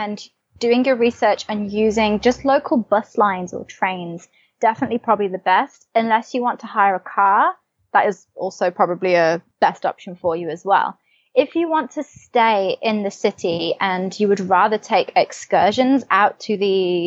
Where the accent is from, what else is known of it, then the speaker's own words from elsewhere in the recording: England, United Kingdom; moved away as an adult; also born or lived in New Zealand; now in Posadas, Argentina; I'm from England, so I'm used to the cold and the rain